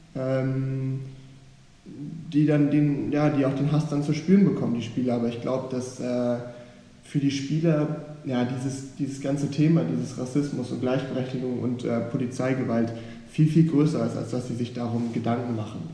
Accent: Hamburg, Germany; bin in Hamburg aufgewachsen, in einer guten Gegend

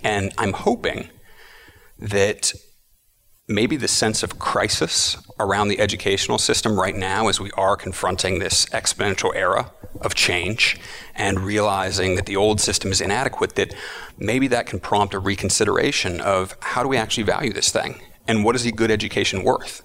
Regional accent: Austin, Texas, United States; moved away as an adult; also born or lived in Berkeley, California; I was born in Austin, Texas, and lived there for about 22 years. And then I moved to Berkeley, California to go to graduate school

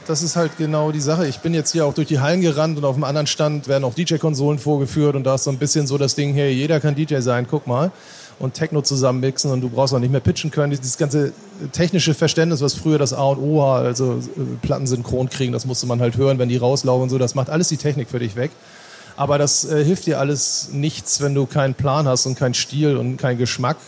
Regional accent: Norderstedt, Schleswig-Holstein, Germany; ich komme aus Norderstedt im Norden von Hamburg

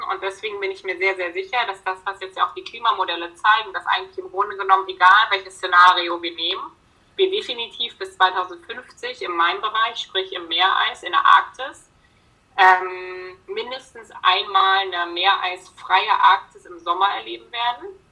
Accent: Berlin, Germany; moved away; ich komme im Ursprung aus Berlin

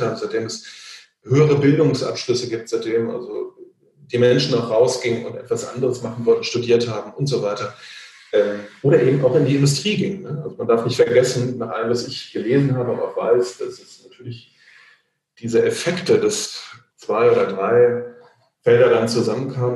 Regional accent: Mecklenburg or northern Brandenburg, Mecklenburg-Vorpommern, Germany; hier in meiner Heimat in Mecklenburg oder in Nordbrandenburg

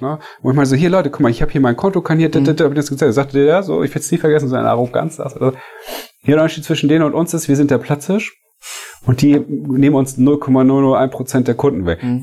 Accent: Hamburg, Germany; Ich komme ja nur auch von hier

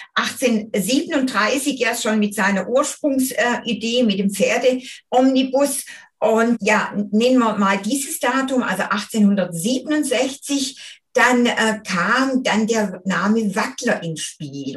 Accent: Göppingen district, Baden-Württemberg, Germany; Wir sind ja quasi in der Nachbarschaft zusammen aufgewachsen

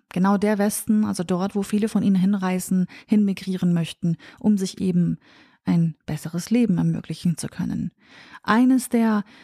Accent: Sulaymaniyah, Sulaymaniyah Governorate, Iraq; Es handelt sich hier natürlich auch um meine Heimatregion, meine Heimatstadt Slemani.

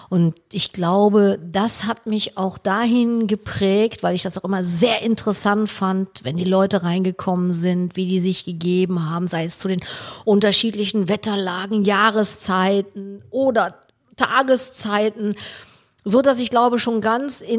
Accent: Cologne, North Rhine-Westphalia, Germany; Ich bin ja ein Kölner.

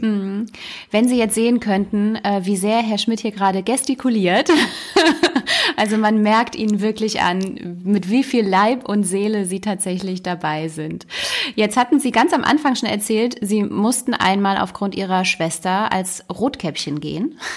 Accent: Düsseldorf, North Rhine-Westphalia, Germany; Ich bin in Düsseldorf geboren

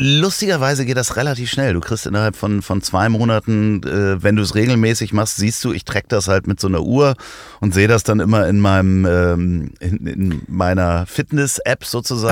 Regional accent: Hamburg, Germany; als Hamburger Jungen

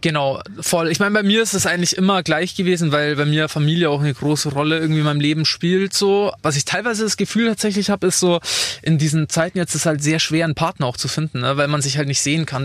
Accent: Attaching, Bavaria, Germany; bei mir in Attaching, in meinem Dorf, wo ich aufgewachsen bin

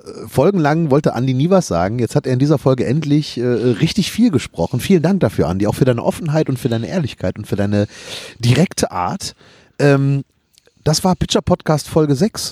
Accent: Rhineland, Germany; ich bin Rheinländer

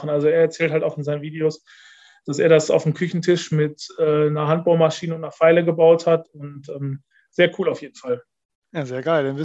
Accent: Dorsten, North Rhine-Westphalia, Germany; in meiner Heimatstadt äh, in Dorsten gab es den ersten Punta Velo Store in Deutschland.

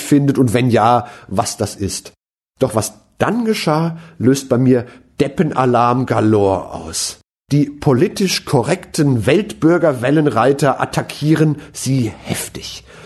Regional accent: Mainz, Rhineland-Palatinate, Germany; als Mainzer

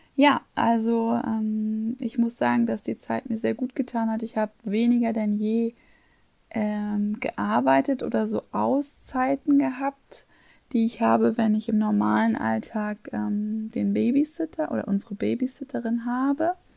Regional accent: Hamburg, Germany; now in Vienna, Austria; da halt auch alte Freunde zu treffen, meine Eltern viel zu sehen, meine Schwester. Und ähm, ja, finde es einfach schön, auch meinen Sohn mit meiner Heimat vertraut

